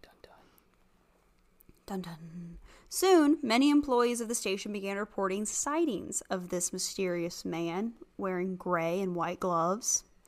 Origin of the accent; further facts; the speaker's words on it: the South, United States; growing up in the South